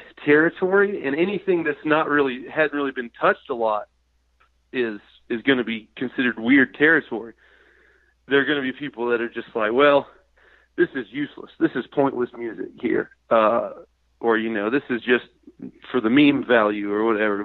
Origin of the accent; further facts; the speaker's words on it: American South, United States; accent: Southern; my natural accent